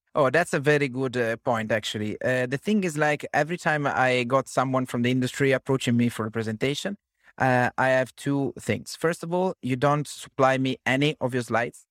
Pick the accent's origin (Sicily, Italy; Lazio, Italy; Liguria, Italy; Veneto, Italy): Liguria, Italy; Genoa; I'm from Genoa